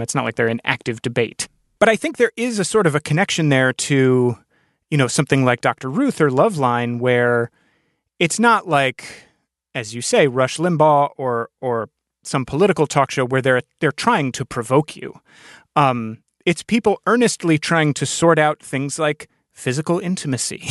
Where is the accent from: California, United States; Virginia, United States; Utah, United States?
Virginia, United States; Northern; I grew up in Northern Virginia